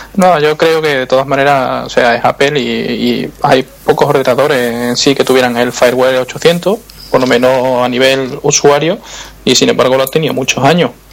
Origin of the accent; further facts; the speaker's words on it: Seville, Andalusia, Spain; soy sevillano, el, acento se puede notar en algunas cosas.